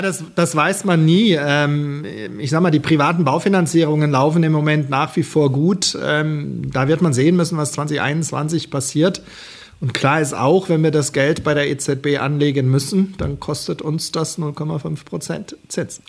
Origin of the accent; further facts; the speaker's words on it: Germany; als Deutsche